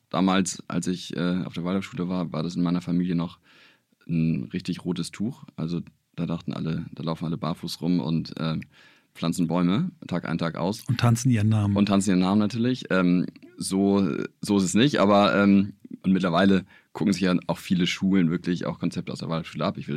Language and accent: German; Hamburg, Germany; Also ich bin hier in Hamburg geboren und ähm, ohne Geschwister und äh, mein Dad lebt tatsächlich in den USA. Also bin ähm, mit meiner Mutter hier in Hamburg groß geworden.